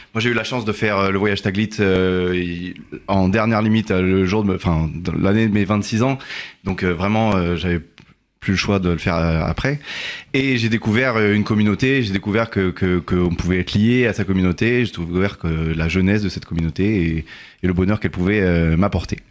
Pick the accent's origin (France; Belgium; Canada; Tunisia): Tunisia; en tant que Tunisien, je parle avec les mains